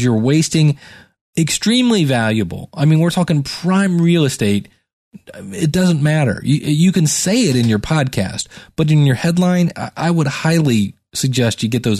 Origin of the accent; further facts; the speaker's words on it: Cleveland, Ohio, United States; I'm from Cleveland, Ohio.